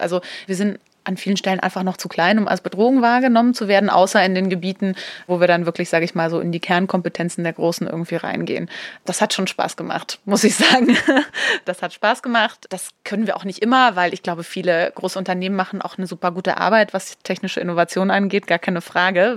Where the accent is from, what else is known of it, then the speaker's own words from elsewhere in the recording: Upper Franconia, Bavaria, Germany; also born or lived in Munich; so einer Einöde in Oberfranken groß geworden